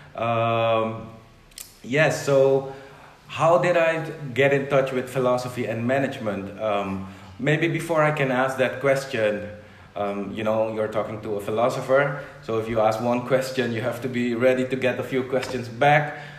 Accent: Suriname; first language Dutch; English is a second language; moved away as an adult; also born or lived in Netherlands; now in Curaçao; I grew up in Suriname, which is uh, it's in South America

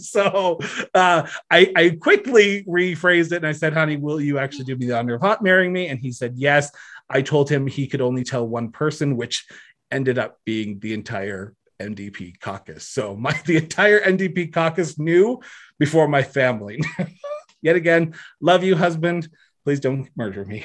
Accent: Ontario, Canada; moved away as an adult; now in Alberta, Canada; I'm originally from Ontario, moved to Alberta in twenty thirteen

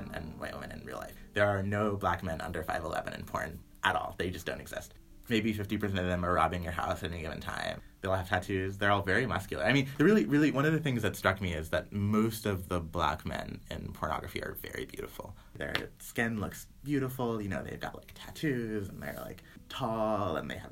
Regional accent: the South, United States; I'm from the South

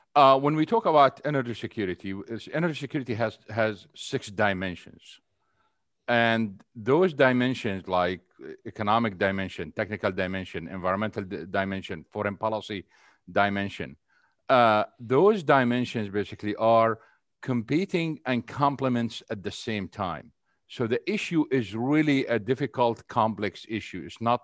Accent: Syria; moved away as an adult; also born or lived in Saudi Arabia; now in United States; I was raised basically in Syria and Saudi Arabia. And then I moved into the United States over 30 years ago. I came in here after I finished college.

